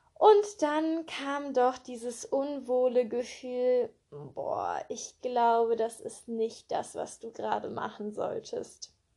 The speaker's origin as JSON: {"language": "German", "town": "Cologne", "region": "North Rhine-Westphalia", "country": "Germany", "tie": "born or raised there", "said": "Ich bin in Köln geboren und aufgewachsen"}